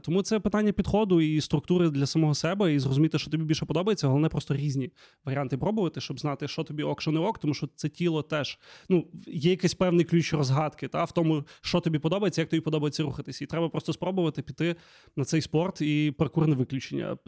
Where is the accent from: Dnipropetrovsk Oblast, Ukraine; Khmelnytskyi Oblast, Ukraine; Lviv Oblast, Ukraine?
Lviv Oblast, Ukraine; Lviv; я взагалі виріс на Левандівці, тут на район такий собі